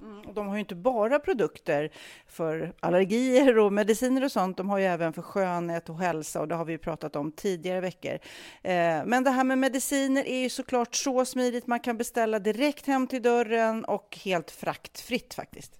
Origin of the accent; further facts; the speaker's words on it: Storholmen, Stockholm County, Sweden; min, min uppväxt på Storholmen